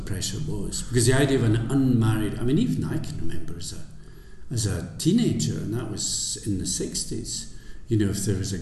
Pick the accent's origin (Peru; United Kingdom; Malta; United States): United Kingdom; the Scottish Borders, Scotland; also born or lived in Edinburgh; I was brought up in the Borders